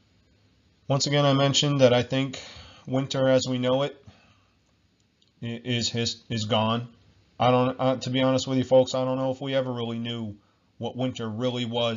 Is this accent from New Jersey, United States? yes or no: yes; New Jersey, United States; I'm from America, New Jersey